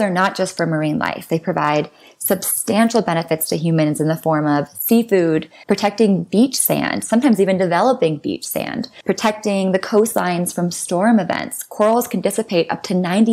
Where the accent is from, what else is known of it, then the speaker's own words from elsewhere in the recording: U.S. Virgin Islands; I was born and raised on St. John in the U.S. Virgin Islands